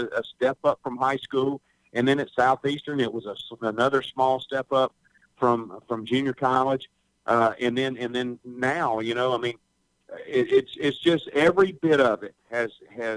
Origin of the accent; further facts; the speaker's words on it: Hattiesburg, Mississippi, United States; also born or lived in Picayune, Mississippi; We moved to Hattiesburg when I was about 5 years old. And so I did, you know, most of my from first through 12th grade there at Oak Grove High School in Hattiesburg